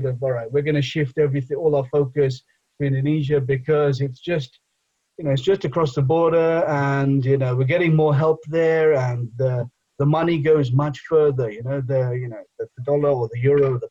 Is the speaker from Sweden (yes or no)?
no; England, United Kingdom; first language Bengali; now in Edinburgh, United Kingdom; I was born in England, so obviously I speak English, but my mother tongue is otherwise Bengali.